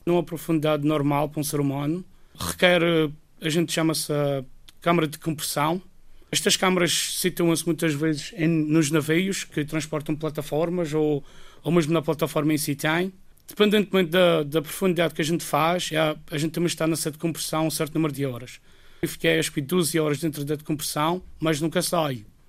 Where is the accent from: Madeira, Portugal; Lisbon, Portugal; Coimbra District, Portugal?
Madeira, Portugal; moved away as an adult; now in Guernsey; não é a minha terra, eu sempre gostei de estar aqui